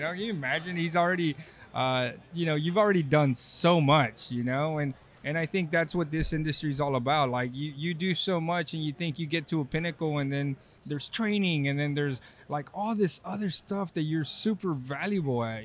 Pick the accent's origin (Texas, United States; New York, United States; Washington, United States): Texas, United States; now in California, United States; I'm from Texas